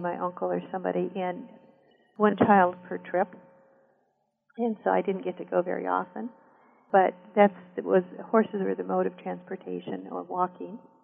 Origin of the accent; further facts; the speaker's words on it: southern Black Hills of South Dakota, United States; also born or lived in Rosebud Indian Reservation, South Dakota; So I also grew up in the southern Black Hills of South Dakota.